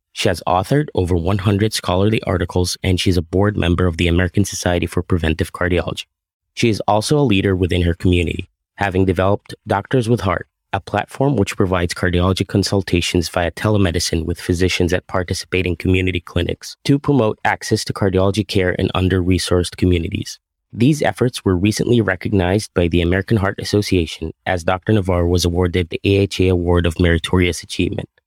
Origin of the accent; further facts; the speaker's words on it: Egypt; moved away as an adult; also born or lived in Massachusetts; now in Burlington, United States; I grew up in Egypt, where I also attended med school and finished a cardiology residency